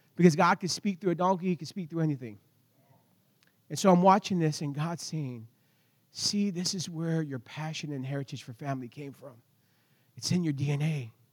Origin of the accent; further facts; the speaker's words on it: United States; I'm American